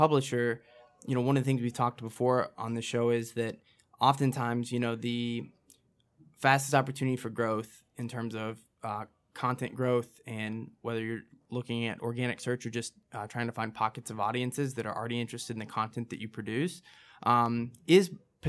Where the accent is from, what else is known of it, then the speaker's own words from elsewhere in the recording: Midwest, United States; I'm from the Midwest.